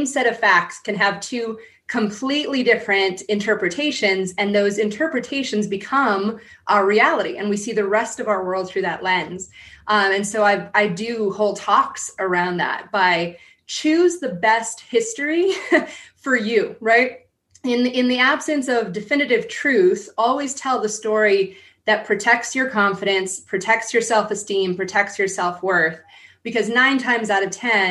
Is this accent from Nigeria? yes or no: no; San Diego, California, United States; I grew up in San Diego